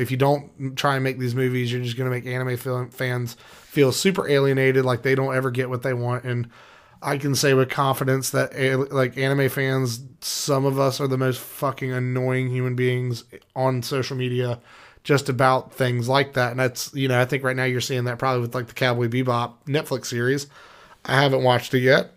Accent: United States; as an American

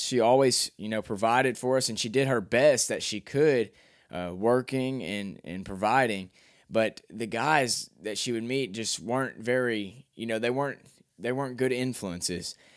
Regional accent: Cabot, Arkansas, United States; I'm from Cabot, Arkansas, Calbutt, Arkansas

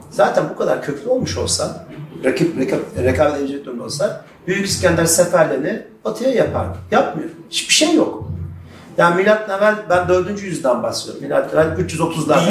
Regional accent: Turkey; Ben Türk'üm

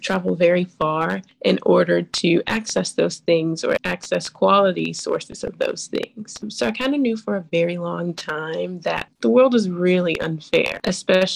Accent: Chicago, Illinois, United States; I am 23 years old and I'm from Chicago, Illinois

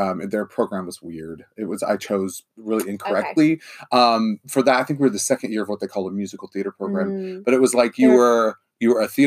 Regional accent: Canton, Illinois, United States; moved away; I'm from Canton, Illinois originally, which is in Fulton County

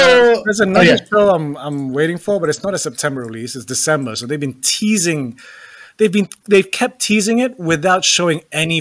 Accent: England, United Kingdom; moved away; growing up in England, trying to explain to people, yes

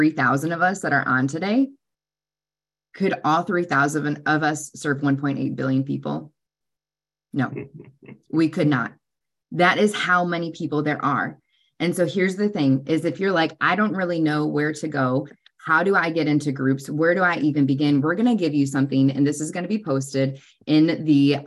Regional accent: Wisconsin, United States; I'm from Wisconsin.

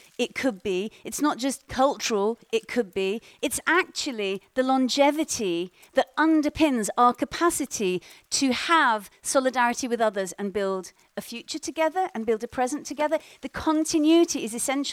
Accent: Iraq; moved away; I come from Iraq originally

